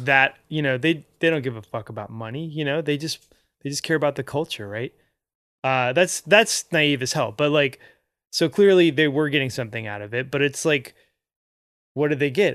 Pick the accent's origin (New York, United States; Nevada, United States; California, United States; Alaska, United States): Alaska, United States; Anchorage; I grew up in Anchorage